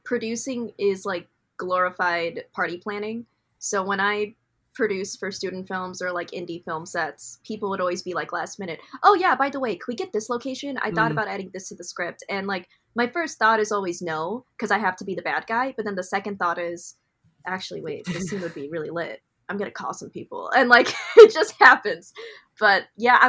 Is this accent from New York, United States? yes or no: no; Illinois, United States; also born or lived in Ohio; now in Los Angeles, United States; I was like born in Ohio and raised in Illinois